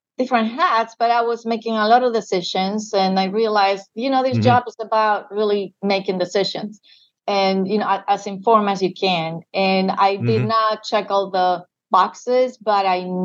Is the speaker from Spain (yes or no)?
yes; Madrid, Community of Madrid, Spain; moved away as an adult; now in United States; born and raised in Spain